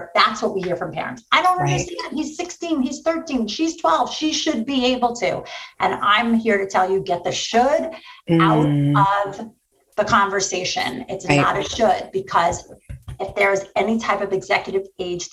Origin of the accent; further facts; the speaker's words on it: New York, United States; I'm from New York